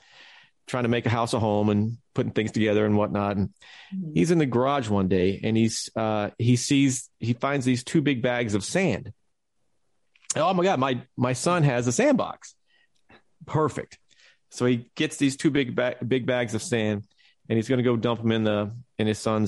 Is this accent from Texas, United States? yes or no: yes; Texas, United States; moved away; growing up in Texas